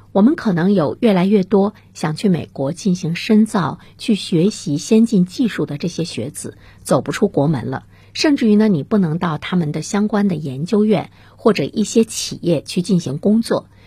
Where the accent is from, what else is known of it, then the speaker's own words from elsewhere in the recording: China; 都是我们中国人耳熟能详的一些院校